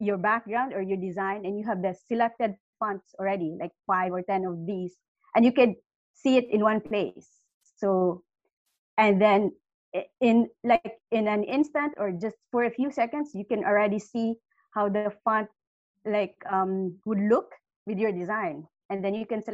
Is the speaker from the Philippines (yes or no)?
yes; Philippines; I'm from the Philippines